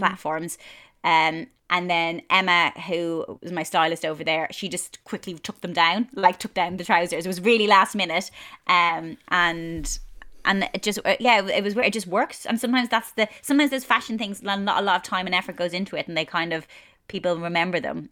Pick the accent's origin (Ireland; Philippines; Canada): Ireland; moved away as an adult; now in London, United Kingdom; growing up in Ireland